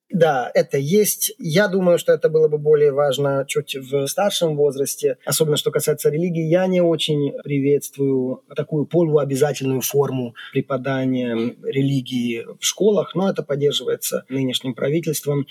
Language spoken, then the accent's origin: Russian; Székesfehérvár, Fejér, Hungary; Russian is a second language; Я вырос не в Будапеште, а в Секешфейерваре